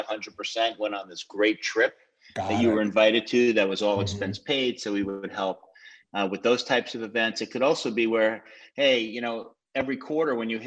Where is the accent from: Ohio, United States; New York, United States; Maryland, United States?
New York, United States; Rockland County; I'm originally from Rockland County, so a little bit outside New York, and lived there through college